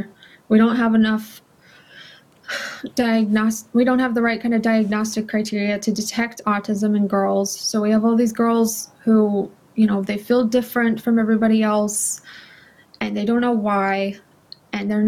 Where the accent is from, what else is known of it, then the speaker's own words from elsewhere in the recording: California, United States; I'm from California.